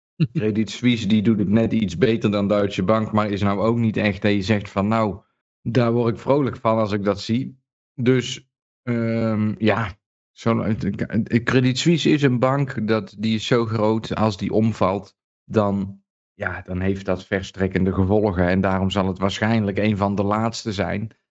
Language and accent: Dutch; Netherlands; moved away; toen ik nog in Nederland woonde